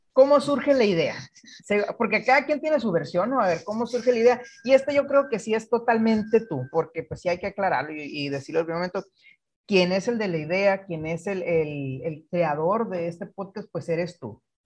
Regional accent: Guaymas, Sonora, Mexico; yo soy de Guaymas, hijo de pescador

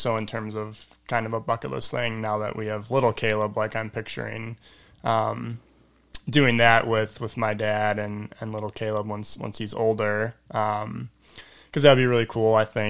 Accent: Elmhurst, Illinois, United States; I grew up in Elmhurst, grew up at Grace Bible Church

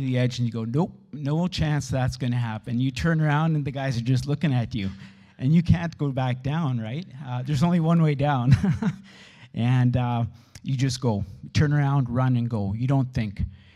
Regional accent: Steinbach, Manitoba, Canada; Born and raised in Steinbach

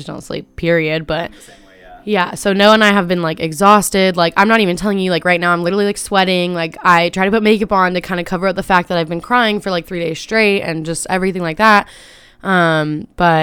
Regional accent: Carlsbad, California, United States; I'm from Carlsbad

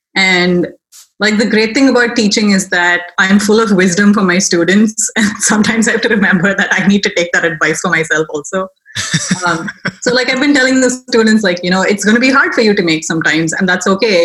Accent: Chennai, Tamil Nadu, India; moved away as an adult; also born or lived in Baltimore, United States; now in United States; I am originally from India, um, the city of Chennai, which is in South India.

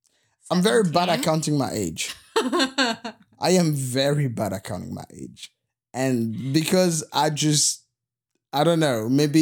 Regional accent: Goma, North Kivu, DR Congo; also born or lived in Bukavu; And so, I was born in Bukavu, which is this town in the eastern part of the Congo. It's right close to Rwanda. And then when I was 10 years old, maybe 9. Okay. I was 9 years old.

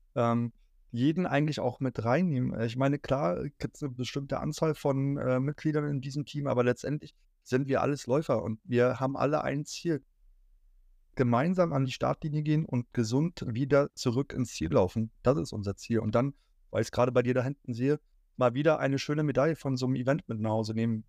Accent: Berlin, Germany; moved away; Als gebürtiger Berliner

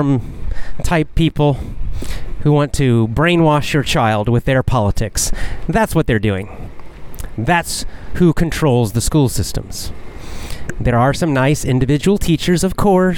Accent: United States; I'm American, so we learned American history

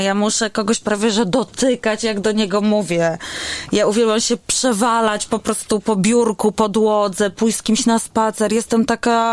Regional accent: Warsaw, Masovian Voivodeship, Poland; A ja jestem warszawianką, która żyje w centrum i oddycha po prostu światłami wielkiego miasta

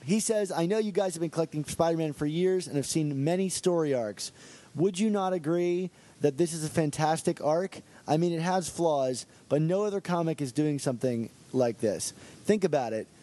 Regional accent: Baltimore, Maryland, United States; I'm actually from the Baltimore area

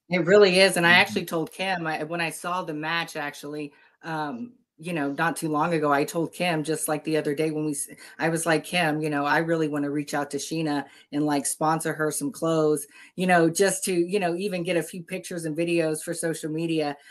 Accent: Texas, United States; my southern roots. You know, I come from Texas, like the Texas Tank.

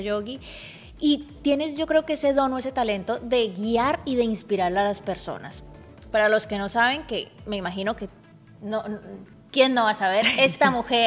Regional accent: Cali, Valle del Cauca, Colombia; Yo soy de Cali, pero compatriota porque somos de Colombia.

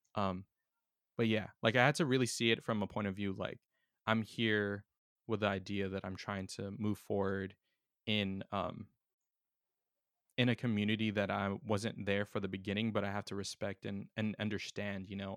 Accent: San Diego, California, United States; my hometown

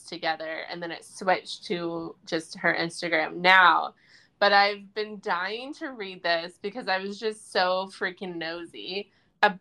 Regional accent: Midwest, United States; Midwest that we're from

